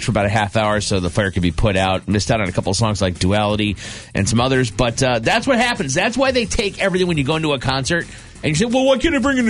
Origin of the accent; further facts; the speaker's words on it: East Coast, United States; moved away; I grew up on the East Coast